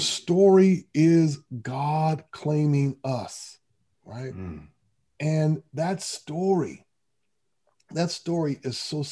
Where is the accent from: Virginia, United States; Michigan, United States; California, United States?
Michigan, United States; Grand Rapids; I was raised in Grand Rapids, Michigan